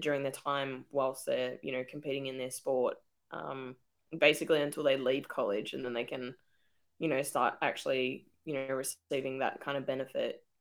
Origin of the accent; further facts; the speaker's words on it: Australia; it makes you proud to be an Aussie